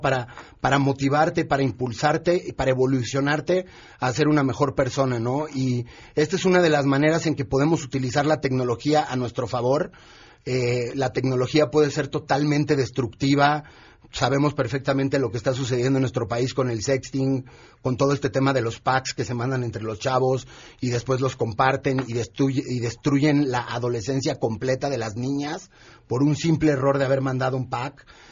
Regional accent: Mexico; nuestro país que obviamente es lo que más nos importa porque somos mexicanos

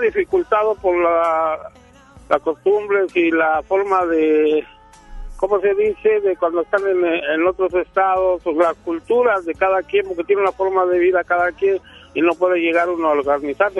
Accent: Mexico City, Mexico; moved away as an adult; also born or lived in Sinaloa / Tijuana / Cuernavaca / Zacatecas; now in Apodaca, Mexico; Yo soy chilango, pero ya tengo siete años aquí

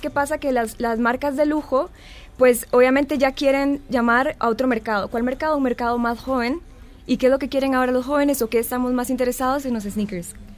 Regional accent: Costa Rica; Lorenz y yo somos de Costa Rica, decimos siempre tenis

